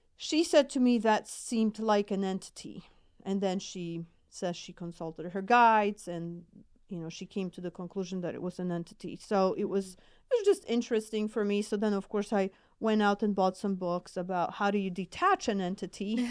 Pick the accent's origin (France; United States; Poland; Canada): Poland; accent: Polish; English is a second language; moved away; I'm originally from Poland, so hence my accent